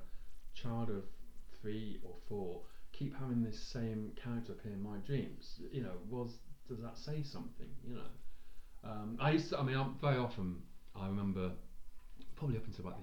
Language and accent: English; Nottingham, East Midlands, United Kingdom; where we grew up on Derby Road, just near the Queen's Medical, big house on Derby Road